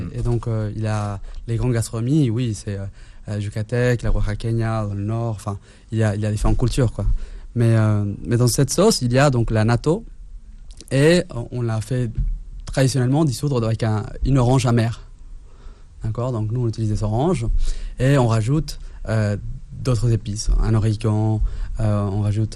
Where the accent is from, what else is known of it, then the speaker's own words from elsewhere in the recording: Mexico City, Mexico; also born or lived in Italy / India / Spain; now in France; la Condessa, c'est le quartier où j'ai grandi à Mexico